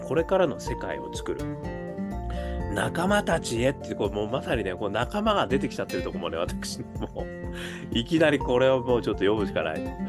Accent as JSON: {"language": "Japanese", "region": "Hokkaido", "country": "Japan", "tie": "born or raised there", "said": "我がふるさとの北海道"}